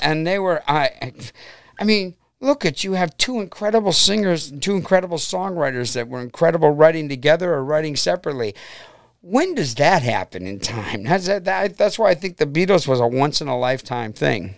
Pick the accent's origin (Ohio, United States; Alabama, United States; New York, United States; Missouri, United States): Ohio, United States; Brook Park; also born or lived in Cleveland / Middleburg Heights; I basically grew up in Brook Park, and I'm back living in Brook Park now